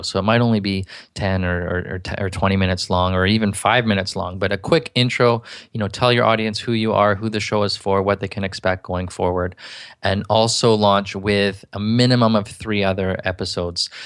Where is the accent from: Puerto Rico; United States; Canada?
Canada; I'm from Canada